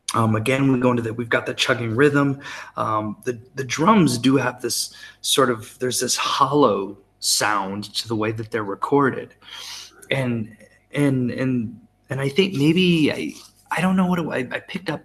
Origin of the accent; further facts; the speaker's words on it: United States; as the American